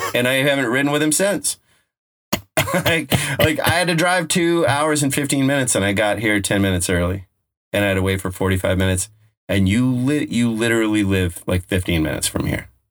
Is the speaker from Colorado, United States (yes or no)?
yes; Colorado, United States; now in West Coast, United States; I'm from Colorado.